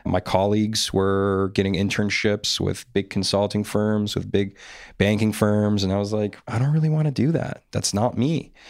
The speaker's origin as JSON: {"language": "English", "town": "North York", "region": "Ontario", "country": "Canada", "tie": "born or raised there", "also_born_or_lived": "Poland", "said": "So I was actually born in Poland. So I grew up for about 6 years in Europe, and I immigrated here with my family when I was six, and then I moved around a lot. I initially grew up in North York"}